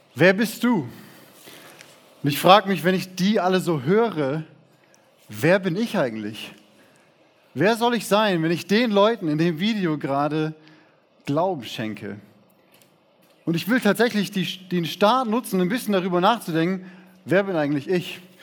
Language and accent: German; Siegen, North Rhine-Westphalia, Germany; Ich wurde in Siegen geboren